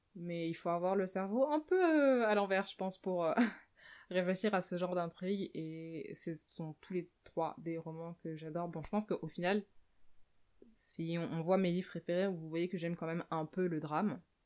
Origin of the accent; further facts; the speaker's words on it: France; moved away as an adult; je suis née en France et j'ai vécu en France la plus grande partie de ma vie, c'est-à-dire pendant les 24 premières années de ma vie